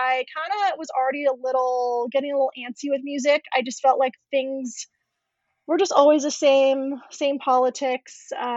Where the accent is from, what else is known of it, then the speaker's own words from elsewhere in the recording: Orange County, California, United States; moved away; I pretty much grew up in Orange County most of my life